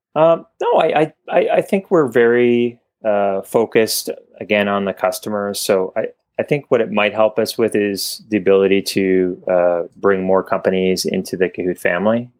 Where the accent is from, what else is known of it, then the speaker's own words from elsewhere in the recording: Canada; I was Canadian, uh, maybe you can tell from my accent